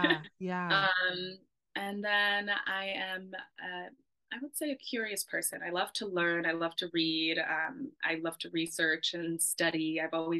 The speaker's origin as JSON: {"language": "English", "region": "California", "country": "United States", "tie": "born or raised there", "said": "I grew up in California, not too far from the beach"}